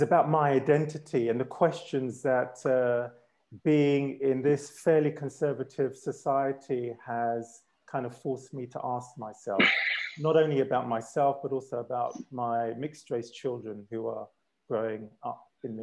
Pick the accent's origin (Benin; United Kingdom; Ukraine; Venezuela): United Kingdom; London; also born or lived in Ghana; now in Bern, Switzerland; I was born in England, in London. My parents are from Ghana, West Africa, and I live in Switzerland, in Bern